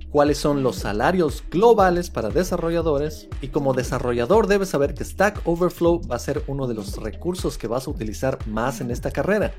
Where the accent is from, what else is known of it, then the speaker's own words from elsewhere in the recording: Ecuador; Para Ecuador, de donde vengo